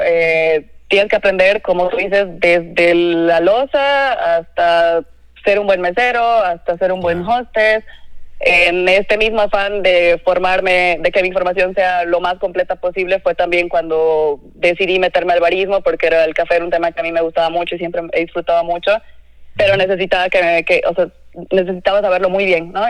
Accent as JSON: {"language": "Spanish", "region": "Cochabamba", "country": "Bolivia", "also_born_or_lived": "Lima, Peru / Mexico City, Mexico / Monterrey, Mexico", "moved": "as an adult", "lives_now": "Mexico", "said": "yo soy cocinera, soy de Cochabamba, Bolivia."}